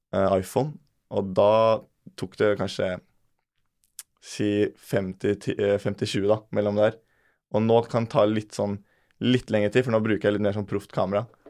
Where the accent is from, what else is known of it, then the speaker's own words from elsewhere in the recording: Bærum, Akershus, Norway; jeg er, jo, fra Bærum